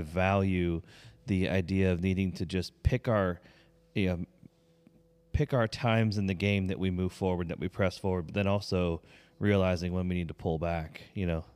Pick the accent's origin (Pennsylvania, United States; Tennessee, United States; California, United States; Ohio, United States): Pennsylvania, United States; moved away; we grew up in Pennsylvania